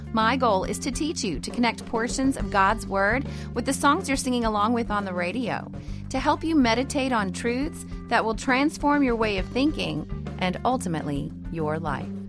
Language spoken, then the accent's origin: English; Idaho, United States; moved away; also born or lived in North Dakota; I was raised in Idaho